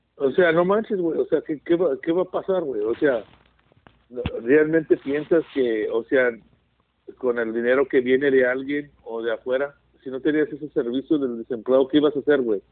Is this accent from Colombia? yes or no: no; California, United States; aquí me siento a gusto, aquí mi tierra